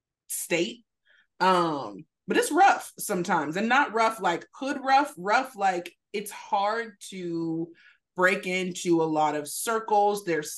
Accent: San Diego, California, United States; I'm from San Diego, California, born and raised.

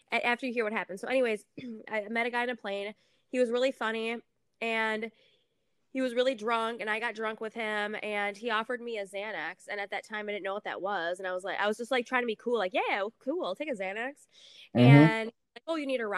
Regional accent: St. Paul, Minnesota, United States; I'm from Minnesota, from St. Paul, Minnesota

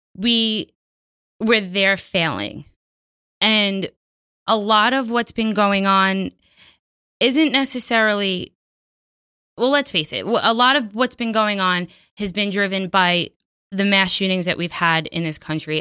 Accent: New York City, New York, United States; born and raised on Staten Island

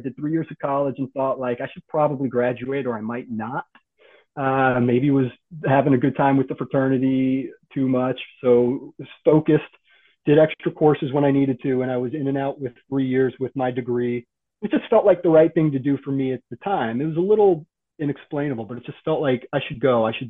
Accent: North Carolina, United States; also born or lived in United Kingdom; I was born in the United Kingdom in the early 80s, but we lived a lot in the U.S. Southeast, with a little bit of moving around. So mostly North Carolina is my homestead

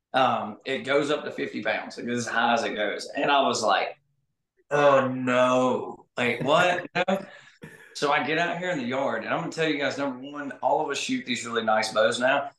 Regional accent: Arkansas, United States; I grew up here in Arkansas hunting pine thickets with a seven mag over corn

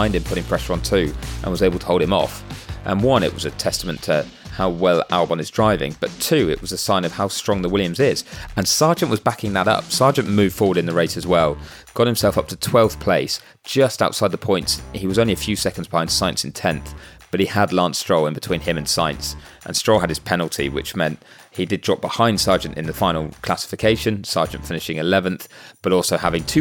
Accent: United Kingdom; accent: British; With my accent

